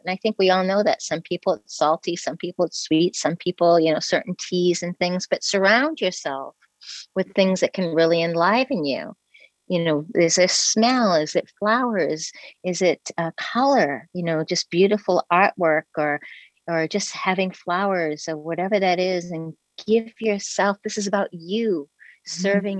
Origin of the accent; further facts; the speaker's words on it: New England, United States; I'm from the New England area in the United States and on the coast, and we camped on the beach every summer